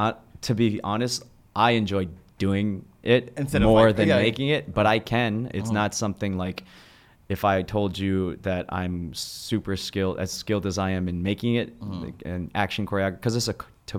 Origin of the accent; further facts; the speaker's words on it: Midwest, United States; I come from the Midwest, so I used to have, like, this angst, like, oh, well, people are making a certain comment or a certain action towards me because I'm Asian American